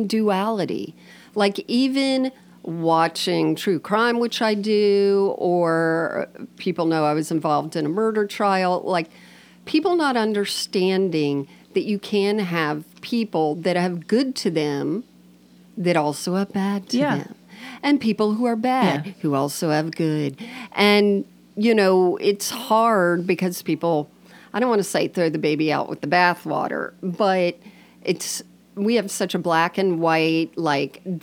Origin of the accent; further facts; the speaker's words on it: United States; I'm American